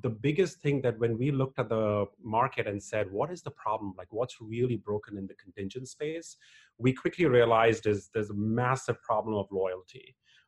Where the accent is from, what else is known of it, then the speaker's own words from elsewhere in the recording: India; moved away as an adult; now in United States; Born and raised in India and came to the US in 97.